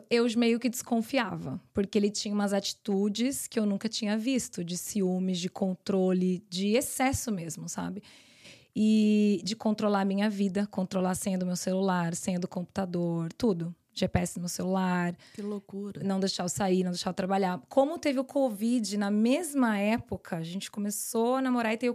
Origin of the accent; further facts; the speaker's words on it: São Paulo, Brazil; moved away; São Paulo. São Paulo.